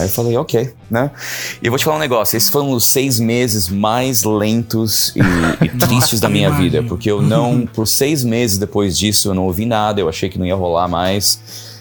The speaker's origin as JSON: {"language": "Portuguese", "region": "São Paulo", "country": "Brazil", "tie": "born or raised there", "also_born_or_lived": "California, United States / New York, United States", "moved": "as an adult", "lives_now": "Los Angeles, United States", "said": "é minha terra, vim de São Paulo, sou de São Paulo."}